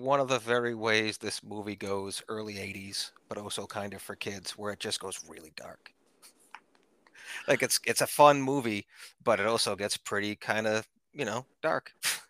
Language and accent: English; New England, United States; Yes, I'm from